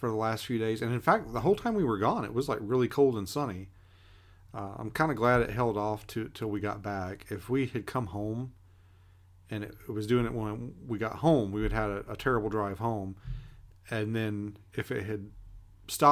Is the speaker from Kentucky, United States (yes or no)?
yes; Kentucky, United States; moved away as an adult; now in Alaska, United States; I grew up in Kentucky. I left when I was 21